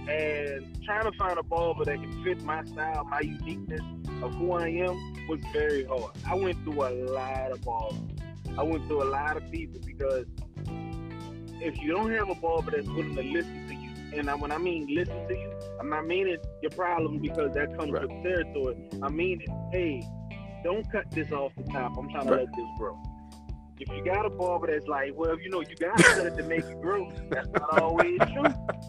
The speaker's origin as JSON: {"language": "English", "town": "New Orleans", "region": "Louisiana", "country": "United States", "moved": "yes", "lives_now": "Atlanta, United States", "said": "I'm from New Orleans, Louisiana, and I currently have my own delivery service in Atlanta."}